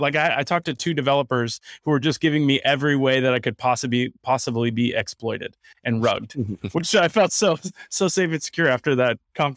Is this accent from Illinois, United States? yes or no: no; West Palm Beach, Florida, United States; that's my hometown, baby. West Palm Beach.